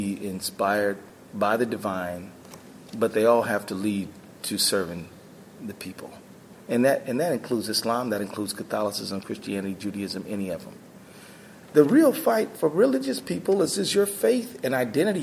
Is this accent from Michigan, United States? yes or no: yes; Detroit, Michigan, United States; now in Minnesota, United States; I'm actually from Minnesota, but I was born in Detroit, and I was raised in Detroit